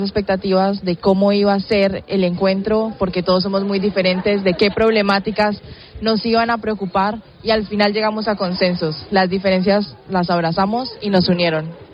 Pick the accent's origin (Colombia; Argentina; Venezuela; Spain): Colombia; yo soy colombiana